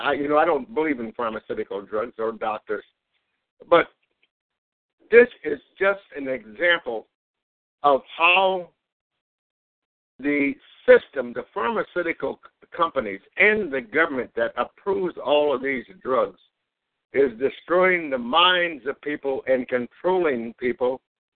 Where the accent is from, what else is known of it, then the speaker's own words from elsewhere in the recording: Cleveland, Ohio, United States; Hey, Gary, I'm from the Cleveland area